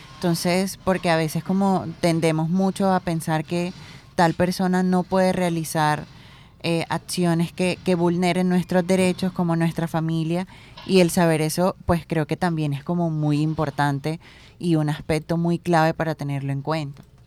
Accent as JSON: {"language": "Spanish", "town": "Plato", "region": "Magdalena", "country": "Colombia", "said": "yo que soy de Plata Magdalena"}